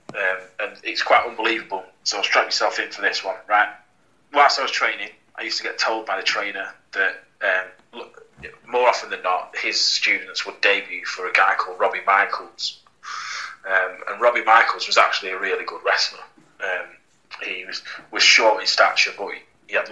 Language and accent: English; Blackpool, North West England, United Kingdom; I'm from Blackpool